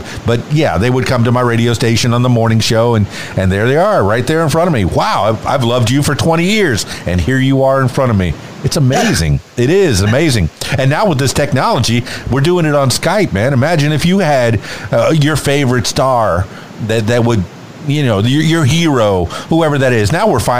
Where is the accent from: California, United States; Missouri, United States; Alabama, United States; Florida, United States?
Florida, United States; Miami; Yeah, I'm from Miami, Florida.